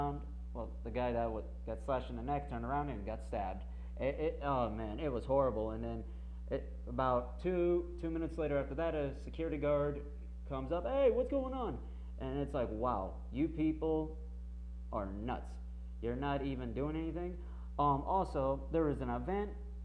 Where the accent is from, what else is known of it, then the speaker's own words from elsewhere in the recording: United States; as an American